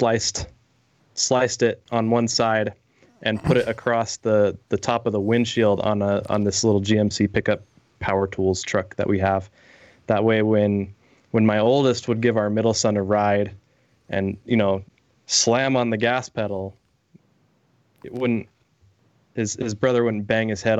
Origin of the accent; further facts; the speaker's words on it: just outside of Las Vegas, Nevada, United States; now in Utah, United States; I grew up just outside of Las Vegas